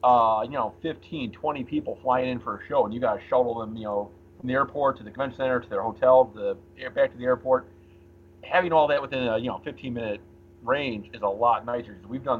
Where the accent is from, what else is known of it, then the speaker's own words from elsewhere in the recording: Chicago, Illinois, United States; we're from Chicago.